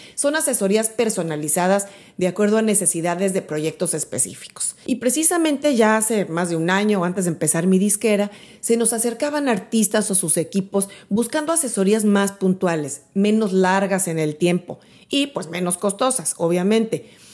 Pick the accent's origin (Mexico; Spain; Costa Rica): Mexico; Mexico City; moved away as an adult; now in Miami, United States; yo soy de México, soy de la Ciudad de México. Viví ahí durante mis primeros 31 años